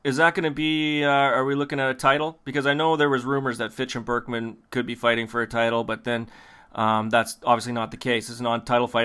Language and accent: English; Canada; we're Canadian